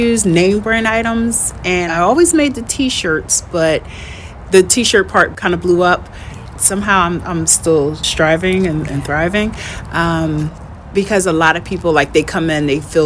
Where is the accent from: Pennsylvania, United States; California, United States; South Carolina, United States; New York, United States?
Pennsylvania, United States; Philadelphia; I grew up in West Philly, West Philadelphia, born and raised